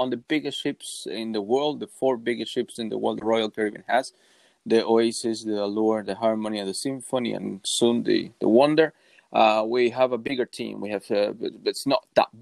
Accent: Uruguay; I'm from Uruguay

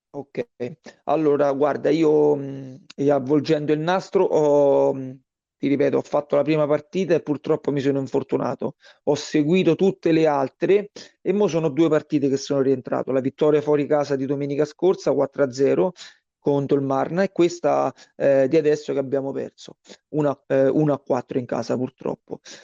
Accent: Frosinone, Lazio, Italy; moved away as an adult; now in Tivoli, Italy; io sono originario di Frosinone e sono circa mh, mm, dieci anni che sono qui a Tivoli

